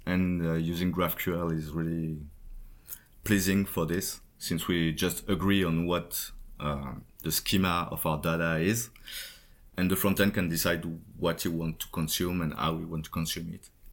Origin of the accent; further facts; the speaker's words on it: Paris, Île-de-France, France; from Paris, France